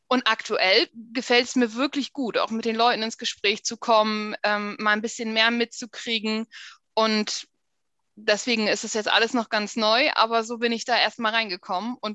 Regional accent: Frankfurt am Main, Hesse, Germany; born there; also born or lived in Berlin / Wesermarsch / Oldenburg; Also ich bin in Frankfurt geboren, in Frankfurt am Main. Ich habe lange in Berlin gelebt, lange aber auch in der Wesermarsch

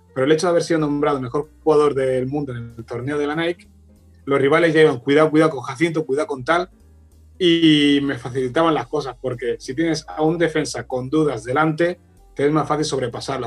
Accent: Barcelona, Catalonia, Spain; also born or lived in Equatorial Guinea / Fuerteventura, Canary Islands; hasta los 8 o 9 años me crié ahí en Fuerteventura, en Canarias, hasta que mis padres se separaron y mi madre ya vino conmigo y mis dos hermanos aquí a Barcelona

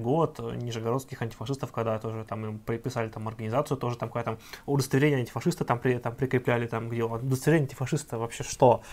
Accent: Ivanovo, Ivanovo Oblast, Russia; вот откуда я родом, я из Иванова

